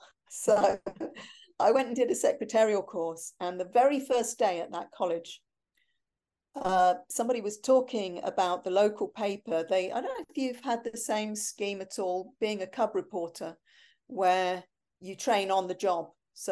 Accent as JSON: {"language": "English", "country": "Germany", "tie": "born there", "also_born_or_lived": "Cyprus", "said": "Yeah, well, I was born in Germany. I was only there for 6 weeks"}